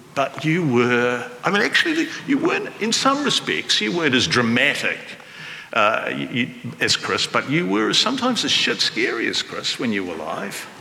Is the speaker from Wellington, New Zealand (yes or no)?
yes; Wellington, New Zealand; growing up in Wellington